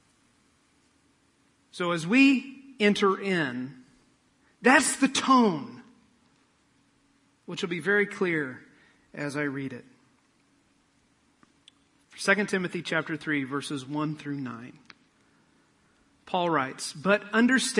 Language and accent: English; Midwest, United States; I'm from the Midwest